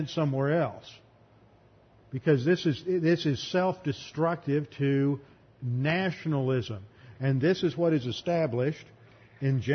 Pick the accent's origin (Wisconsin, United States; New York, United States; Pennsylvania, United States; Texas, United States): Texas, United States; growing up in Texas